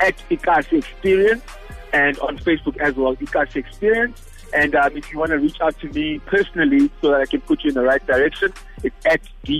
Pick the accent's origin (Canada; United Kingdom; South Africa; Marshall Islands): South Africa; Cape Town, Western Cape; I was born in Khayelitsha in Cape Town.